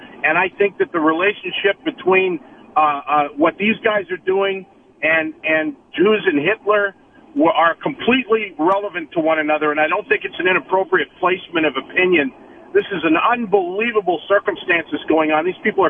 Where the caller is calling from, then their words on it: Toronto, Ontario, Canada; Listen, I'm calling from Canada